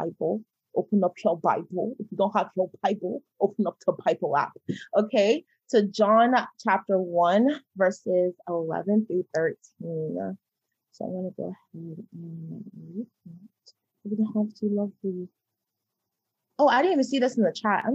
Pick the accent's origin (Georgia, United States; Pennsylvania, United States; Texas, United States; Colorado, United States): Georgia, United States; I'm from the Austin, Georgia